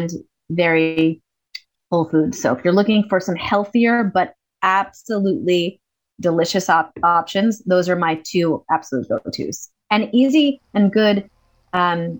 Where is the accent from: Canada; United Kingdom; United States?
United States; I'm American